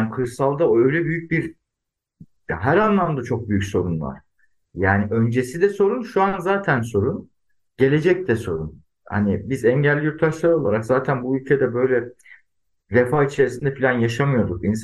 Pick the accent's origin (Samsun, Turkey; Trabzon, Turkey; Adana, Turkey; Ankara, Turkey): Adana, Turkey; born there; Tabii yani ben 1980 Adana doğumluyum.